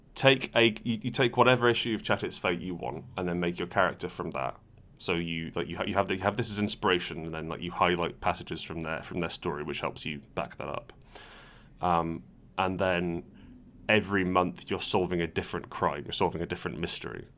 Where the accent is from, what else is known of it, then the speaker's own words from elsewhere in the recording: Portugal; we were growing up in Portugal